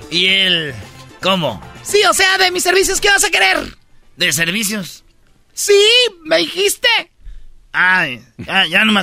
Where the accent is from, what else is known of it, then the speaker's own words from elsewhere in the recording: Jiquilpan, Michoacán, Mexico; Una vez la maestra, eh, cuando yo estaba en Jiquilpan, Michoacán, ahí donde yo nací, que ya me están haciendo este, una, estatua ahí, maestro.